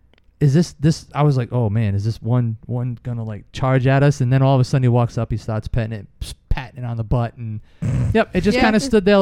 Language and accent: English; East Providence, Rhode Island, United States; we grew up in East Providence, like a residential city kind of neighborhood.